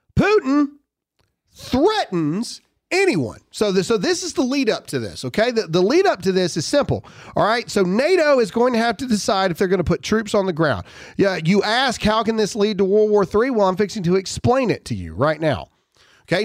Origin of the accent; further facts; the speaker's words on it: United States; We're Americans